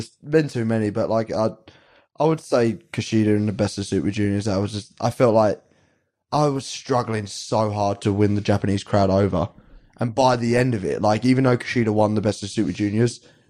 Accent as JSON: {"language": "English", "region": "England", "country": "United Kingdom", "said": "we're English."}